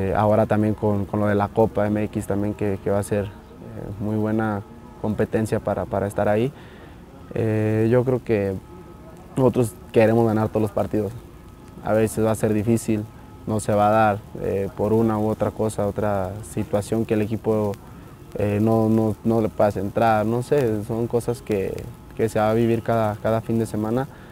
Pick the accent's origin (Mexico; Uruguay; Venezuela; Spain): Mexico; todos somos mexicanos